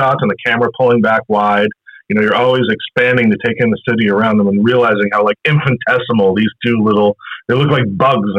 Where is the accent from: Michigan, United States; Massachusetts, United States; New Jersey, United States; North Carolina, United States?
Massachusetts, United States; Boston; I'm a heretic as a Bostonian here